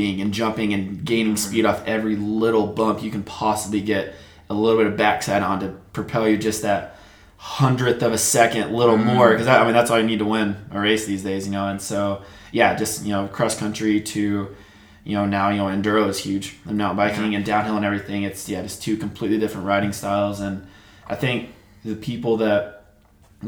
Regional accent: Amarillo, Texas, United States; moved away as an adult; also born or lived in Winter Park, Colorado; now in Golden, United States; born and raised here in Amarillo, over in pretty much Bushland

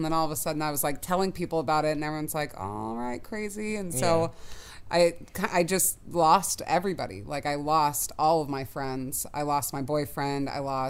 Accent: Seattle, Washington, United States; moved away as an adult; also born or lived in Indiana / San Diego; now in Los Angeles, United States; So I'm from Seattle originally.

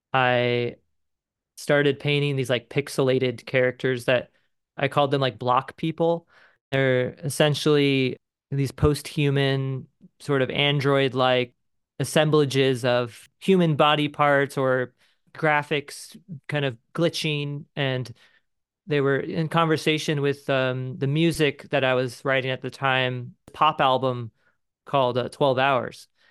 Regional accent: Mission Viejo, California, United States; now in Cincinnati, United States; I'm originally from Mission Viejo, California, and, um, grew up in, like, a suburban sprawl

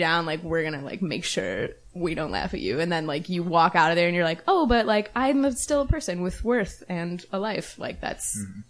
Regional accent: Chicago Ridge, Illinois, United States; now in Chicago, United States; I'm from the south suburbs of Chicago, so southwest suburbs. Local. Chicago Ridge is the name of the suburb that I grew up in. It's right around Oak Lawn and Palos Heights

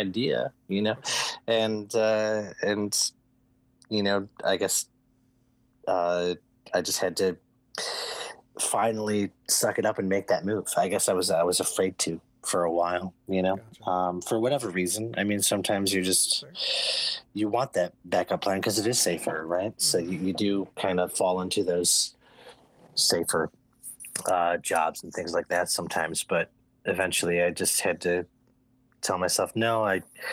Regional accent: Evergreen Park, Illinois, United States; I grew up on the south side of Chicago, in a suburb just outside of Chicago called Evergreen Park

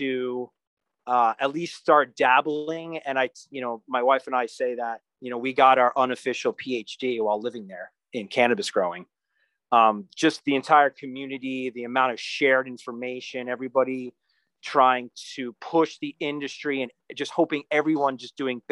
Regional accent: New York, United States; moved away; also born or lived in New Brunswick, New Jersey / California; I grew up right outside New York City

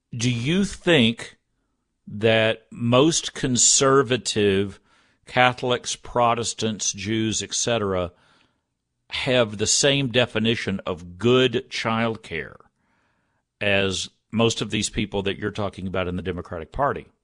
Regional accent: Texas, United States; growing up in Texas

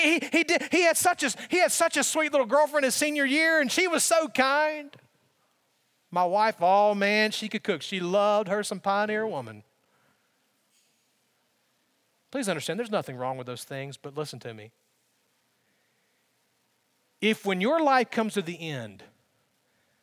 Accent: Alabama, United States; growing up in Alabama

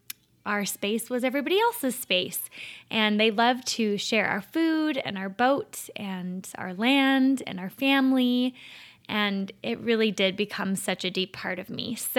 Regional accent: Minnesota, United States; accent: Minnesotan; I grew up in Minnesota, the land of 10,000 lakes and millions of mosquitoes. I've completely lost my Minnesotan accent, unfortunately.

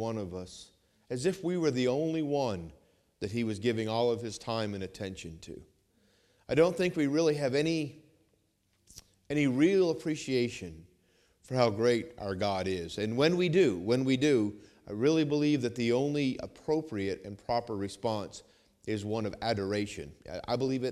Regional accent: Vermont, United States; moved away; I grew up in Vermont

